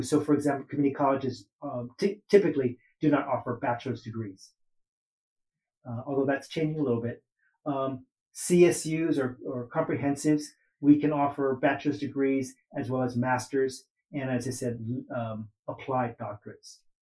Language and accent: English; Oakland, California, United States; I grew up in Oakland